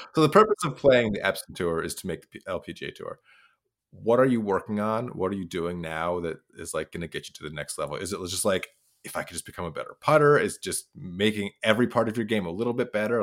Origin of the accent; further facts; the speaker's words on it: Idaho, United States; I'm from Idaho